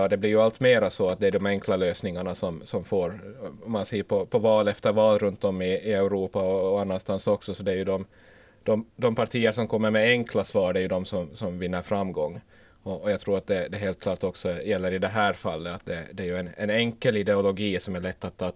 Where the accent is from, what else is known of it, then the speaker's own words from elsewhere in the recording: Ostrobothnia, Finland; Men, men, men som österbottning, tidigare i alla fall, så, så kan jag ju säga att vägarna där är inte heller i så gott skick.